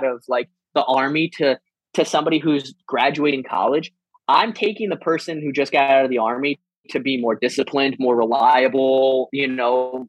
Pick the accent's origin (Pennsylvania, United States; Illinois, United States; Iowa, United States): Iowa, United States; moved away as an adult; also born or lived in San Diego / Denver / Camp Pendleton; now in Florida, United States; being from Iowa and like what that means and how that affects me now